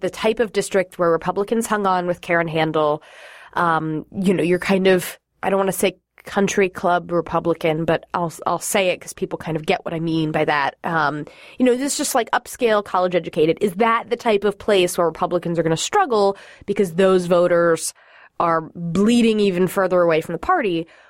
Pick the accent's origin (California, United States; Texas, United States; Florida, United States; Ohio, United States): Florida, United States; moved away; Florida's my home state